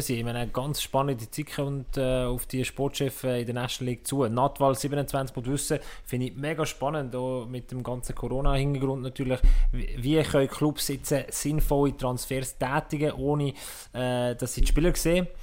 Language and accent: German; Switzerland; wir Schweizer